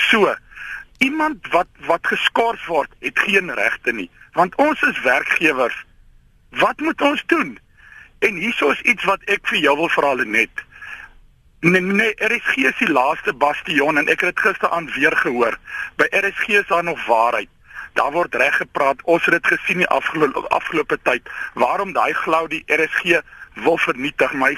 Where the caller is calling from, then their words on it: Western Cape, South Africa; van Weskaap. Ek gee 'n klomp mense werk.